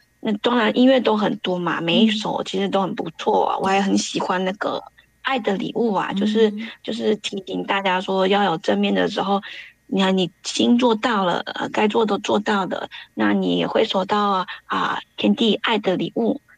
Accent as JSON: {"language": "Chinese", "country": "Taiwan", "moved": "yes", "lives_now": "Sydney, Australia", "said": "我是来自澳洲雪梨的 … ，那我是从台湾移民到澳洲。"}